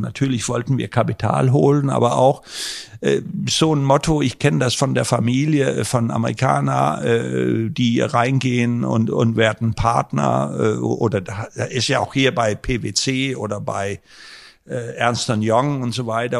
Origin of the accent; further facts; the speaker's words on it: Denmark; now in Germany; ich bin ja gebürtiger Däne